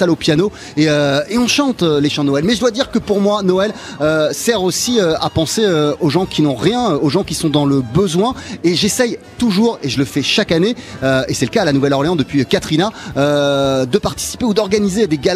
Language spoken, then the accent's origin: French; Wales, United Kingdom; French is a second language; Quand j'étais jeune, effectivement, moi je viens du, pays de Galles et, euh, et, on chantait tout le temps.